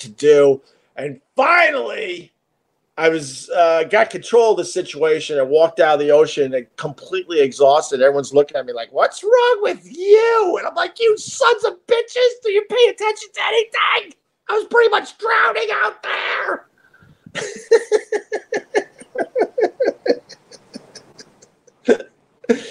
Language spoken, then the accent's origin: English; Long Island, New York, United States; I grew up on Long Island. I grew up around the ocean my entire life.